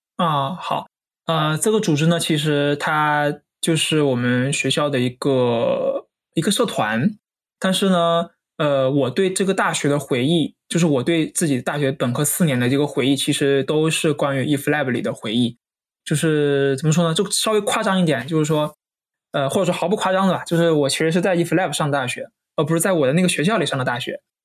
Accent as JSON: {"language": "Chinese", "region": "Hainan", "country": "China", "said": "因为我是海南人嘛"}